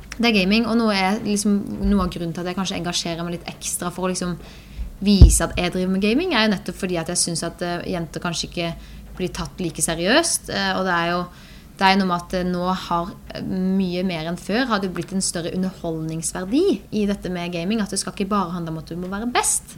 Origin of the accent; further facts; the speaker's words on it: Birkeland, Agder, Norway; på Birkeland, der vi kommer fra